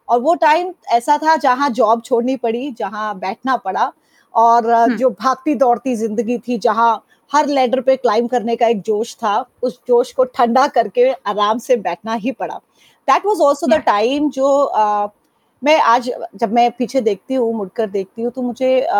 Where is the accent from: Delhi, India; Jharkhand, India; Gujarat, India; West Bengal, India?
Delhi, India; मैं दिल्ली वाली हूँ {S0} और ऐसा इसलिए कहती {S1} हूँ क्योंकि मेरा बचपन मेरा स्कूलिंग मेरा कॉलेज हर चीज दिल्ली में हुई